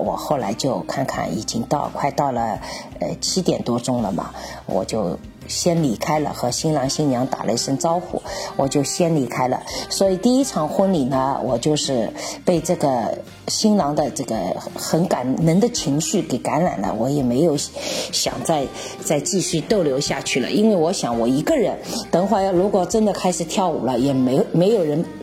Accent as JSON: {"language": "Chinese", "country": "China", "said": "这个仪式我就觉得也是跟我们中国人有很多相似的"}